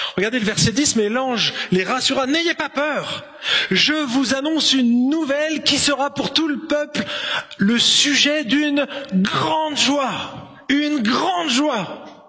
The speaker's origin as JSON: {"language": "French", "country": "France", "also_born_or_lived": "Marseille", "said": "en tant que français"}